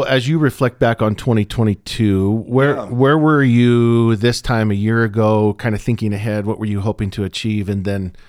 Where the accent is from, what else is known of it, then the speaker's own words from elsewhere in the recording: Pacific Northwest, United States; I was raised in the Northwest, spent all of my adult life up until the last few years in the Northwest, and coffee in the Northwest is a religion.